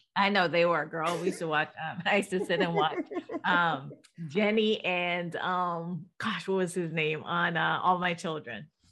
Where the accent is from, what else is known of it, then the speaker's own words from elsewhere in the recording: Jamaica; I'm Jamaican